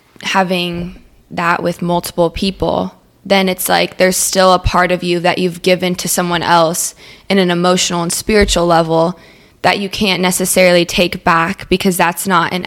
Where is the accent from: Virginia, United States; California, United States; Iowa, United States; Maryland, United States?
California, United States; moved away; I'm 20 years old. I'm originally from California, kind of moved around a lot, and just moved down to South Florida a couple weeks ago